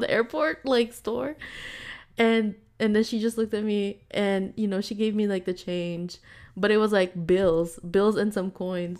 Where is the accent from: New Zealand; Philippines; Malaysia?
Philippines; now in United States; we're from the Philippines